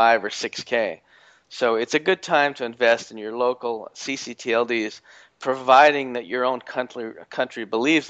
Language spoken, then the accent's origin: English; Canada; I'm from Canada